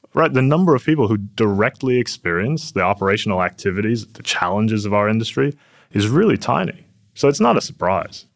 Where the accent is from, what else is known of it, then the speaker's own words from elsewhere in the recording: Silicon Valley, California, United States; now in Perth, Australia; I'm from Silicon Valley originally